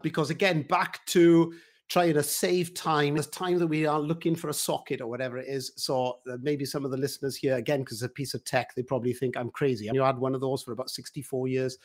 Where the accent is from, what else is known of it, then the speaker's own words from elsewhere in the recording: Wales, United Kingdom; I'm a Welshman, so singing and all of that is a big part of, of our life